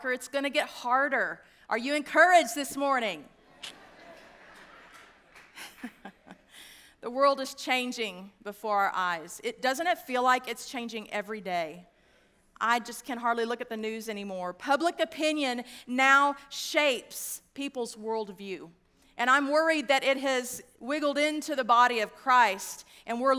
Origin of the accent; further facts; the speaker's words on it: West Texas, United States; also born or lived in DeSoto, Texas; I grew up in West Texas, and you can take me out, but you can't take it out of me